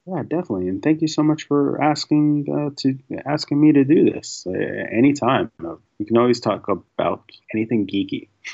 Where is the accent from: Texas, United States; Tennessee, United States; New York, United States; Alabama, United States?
New York, United States; New York City; I grew up in New York City